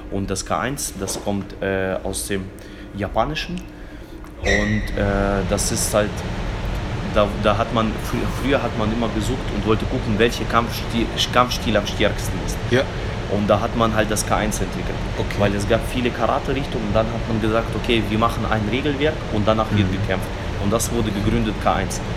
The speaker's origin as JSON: {"language": "German", "town": "Fulda", "region": "Hesse", "country": "Germany", "tie": "born or raised there", "also_born_or_lived": "Kazakhstan", "said": "aus Fulda. Bin hier mhm. aufgewachsen, bin, bin 30 Jahre alt, und äh, komme eigentlich ursprünglich geboren bin ich in Kasachstan."}